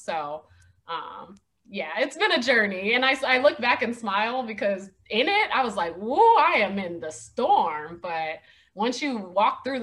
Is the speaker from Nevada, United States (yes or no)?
yes; Las Vegas, Nevada, United States; moved away as an adult; also born or lived in Atlanta; I'm from Las Vegas, Nevada